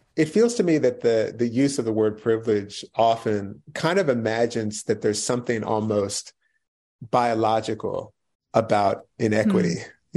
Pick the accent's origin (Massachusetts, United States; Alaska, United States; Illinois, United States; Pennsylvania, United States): Pennsylvania, United States; right outside of Philadelphia; I grew up right outside of Philly.